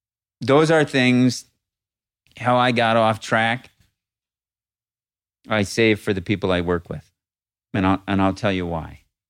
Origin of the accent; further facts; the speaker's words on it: Northeast, United States; But I grew up in the Northeast. I hated it, I thought, until I left.